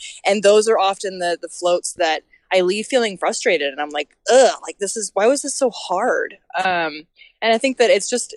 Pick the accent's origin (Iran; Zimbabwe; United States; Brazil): United States; Colfax, California; I grew up in Colfax. I taught yoga in Auburn. I am from this area.